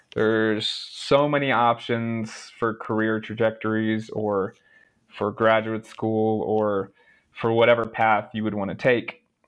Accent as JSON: {"language": "English", "town": "Charlotte", "region": "North Carolina", "country": "United States", "tie": "born or raised there", "also_born_or_lived": "Raleigh, North Carolina / Jefferson City, Missouri", "moved": "as an adult", "said": "growing up in Charlotte, um, where I grew up"}